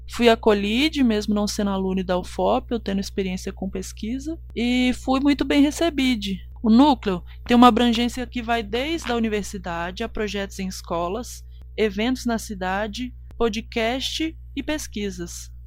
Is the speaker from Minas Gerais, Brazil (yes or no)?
yes; Cachoeira do Campo, Minas Gerais, Brazil; sou de Cachoeira do Campo, Minas Gerais